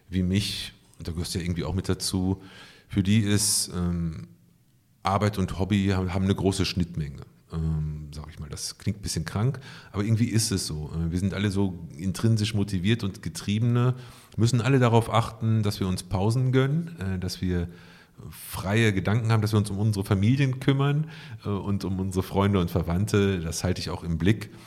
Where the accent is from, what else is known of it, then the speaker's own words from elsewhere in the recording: North Rhine-Westphalia, Germany; Ich komme aus dem Ruhrgebiet